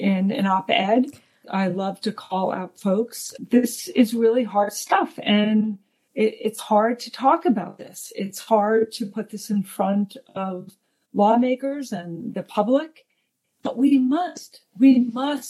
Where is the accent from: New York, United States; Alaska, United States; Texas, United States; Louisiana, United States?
New York, United States; Long Island; raised in New York on Long Island.